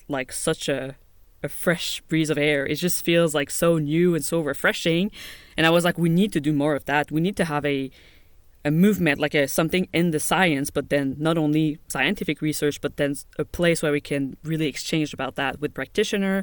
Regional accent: Montreal, Quebec, Canada; I grew up in Canada, in Montreal, Quebec.

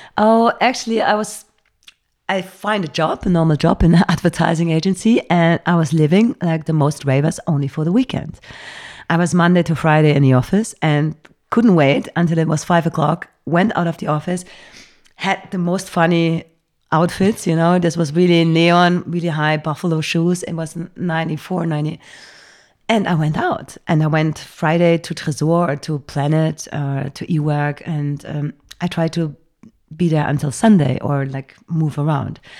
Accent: Bergisch Gladbach, North Rhine-Westphalia, Germany; English is a second language; moved away as an adult; now in Berlin, Germany; grown up in Cologne. It's a little s-, town before Cologne called Bergisch Gladbach

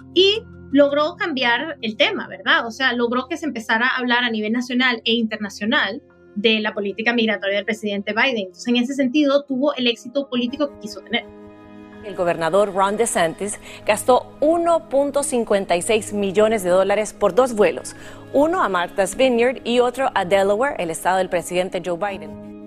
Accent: Venezuela; now in United States; cuando yo crecí en Venezuela, Venezuela era un país que recibía inmigrantes de otros países

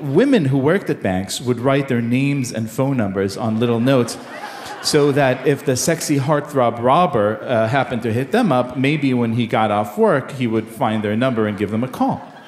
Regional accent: Israel; I grew up in Israel in the 1980s.

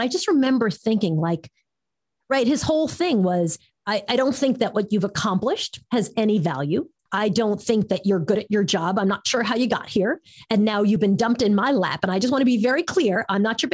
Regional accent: New York, United States; moved away as an adult; also born or lived in San Francisco; I was in San Francisco and I was from New York

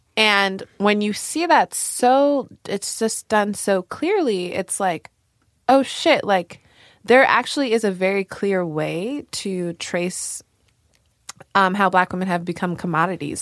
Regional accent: New York, United States; we grew up in New York

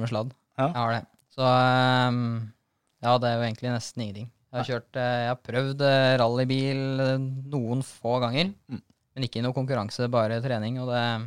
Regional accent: Norway; vokste jeg opp på Starmoen motorpark oppå der og kjørte motocross

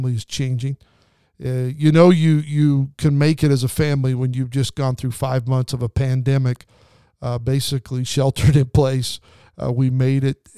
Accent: southern Idaho, United States; now in Southern California, United States; We lived in southern Idaho, and in the wintertime, we got a lot of snow. That's why I live in Southern California.

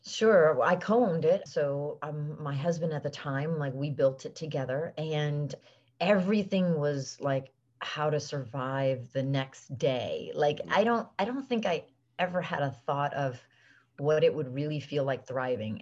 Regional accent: South Florida, United States; also born or lived in Venezuela; we moved back from South America, from Venezuela, and I grew up in South Florida

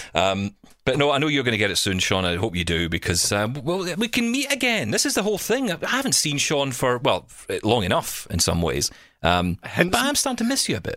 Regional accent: Scotland, United Kingdom; accent: Scottish; now in Canada

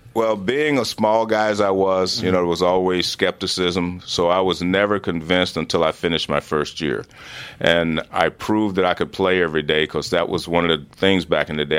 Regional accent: Oakland, California, United States; also born or lived in Cincinnati, Ohio; I grew up in Oakland, California, and I live out in the suburbs now

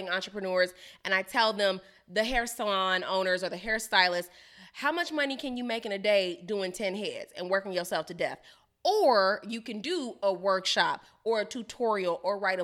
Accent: Chicago, Illinois, United States; I'm from Chicago

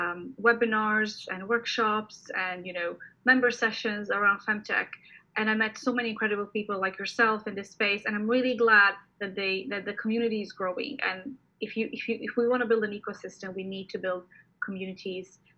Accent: Croatia; moved away as an adult; now in London, United Kingdom; I'm Croatian. I live in London at the moment with my husband and my 2-year-old toddler

